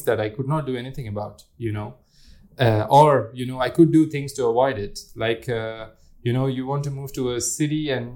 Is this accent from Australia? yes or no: no; India; growing up in India as a religious person, you meditate a lot